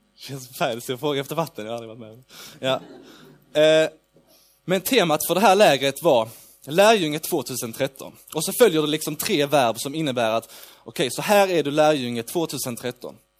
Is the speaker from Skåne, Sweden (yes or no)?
yes; Lund, Skåne, Sweden; jag kommer från Lund. Eh, jag bor i Lund